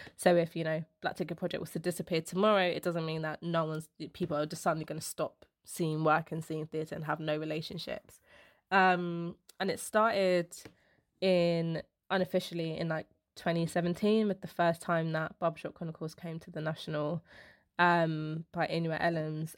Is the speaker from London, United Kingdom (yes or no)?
yes; London, United Kingdom; I'm the first one in my family to be, like, born and raised in London